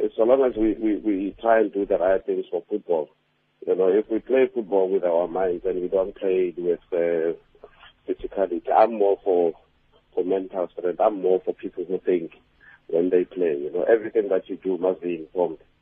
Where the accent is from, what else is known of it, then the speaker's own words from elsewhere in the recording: Pretoria, Gauteng, South Africa; that's my hometown